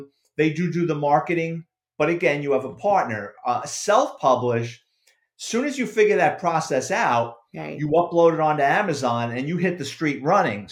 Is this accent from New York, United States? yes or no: yes; New York City, New York, United States; that's my childhood, basically, growing up in the Bronx